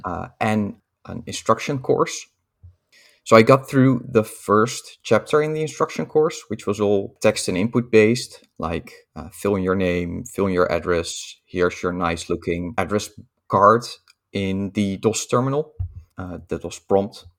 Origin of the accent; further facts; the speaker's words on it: Netherlands; accent: Dutch; I'm Dutch, as you can probably hear from my accent.